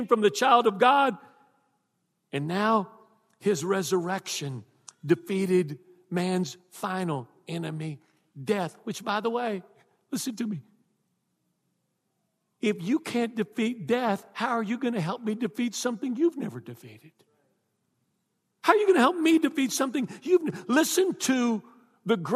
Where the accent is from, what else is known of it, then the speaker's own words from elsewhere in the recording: Texas, United States; now in South Louisiana, United States; I'm from Texas.